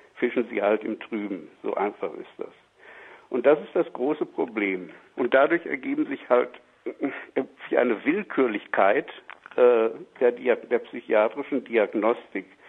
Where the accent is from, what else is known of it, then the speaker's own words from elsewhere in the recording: Germany; Bei uns in Deutschland